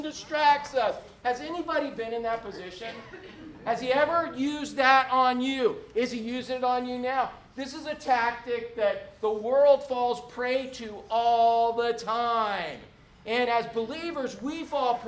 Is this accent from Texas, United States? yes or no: no; Orlando, Florida, United States; I was born and raised in Orlando before Disney